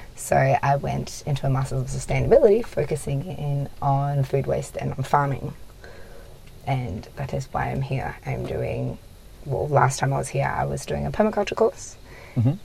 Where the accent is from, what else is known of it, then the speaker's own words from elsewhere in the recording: near Broome, Kimberley, Western Australia, Australia; where i'm from that's what it's like i'm from Winawal, just north of broome